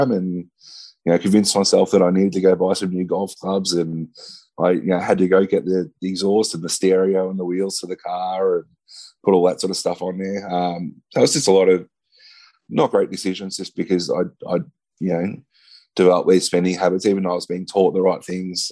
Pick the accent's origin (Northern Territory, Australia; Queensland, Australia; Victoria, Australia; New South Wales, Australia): Victoria, Australia; Ballarat; moved away; moved uh, uh, back down to my hometown in Ballarat